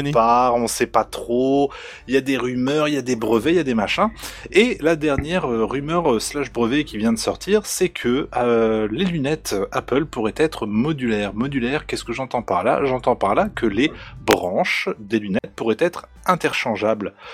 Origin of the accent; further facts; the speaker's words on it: Normandy, France; now in East of France, France; je viens de Normandie